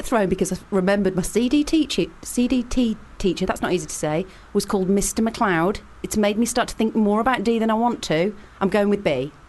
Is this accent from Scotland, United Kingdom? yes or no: no; Leek, West Midlands, United Kingdom; I was born in Leek in Staffordshire.